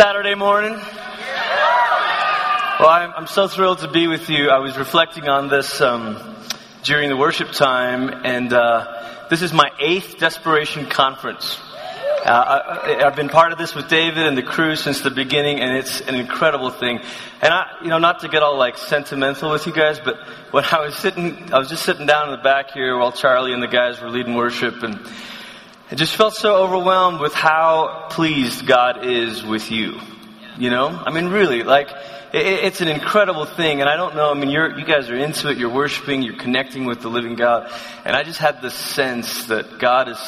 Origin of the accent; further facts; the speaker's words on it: Malaysia; moved away as an adult; also born or lived in Oklahoma; I come from Malaysia again, and we didn't wear sweaters in Malaysia